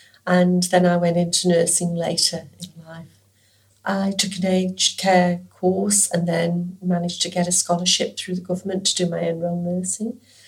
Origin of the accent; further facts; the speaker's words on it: Stoke-on-Trent, West Midlands, United Kingdom; moved away as an adult; now in Western Australia, Australia; I am 67 years old. I was born in England, in Stoke-on-Trent, Staffordshire.